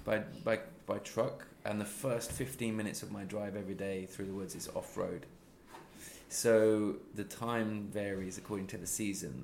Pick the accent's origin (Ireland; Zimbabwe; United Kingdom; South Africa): United Kingdom; Midlands; moved away as an adult; now in Sweden; I'm not a London based person, I'm from the Midlands.